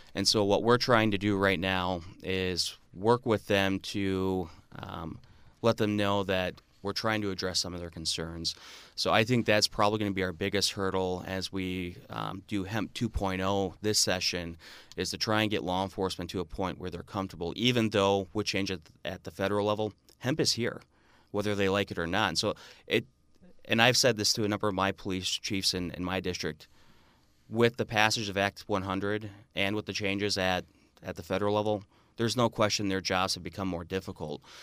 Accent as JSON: {"language": "English", "town": "Marinette", "region": "Wisconsin", "country": "United States", "tie": "born or raised there", "also_born_or_lived": "Stevens Point, Wisconsin", "said": "I grew up in Marinette, Wisconsin, right on the Wisconsin U P border, about an hour north of Green Bay."}